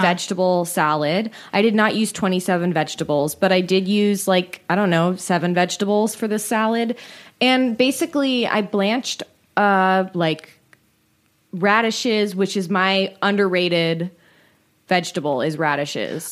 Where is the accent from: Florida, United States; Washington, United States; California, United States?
California, United States; San Francisco; I grew up in San Francisco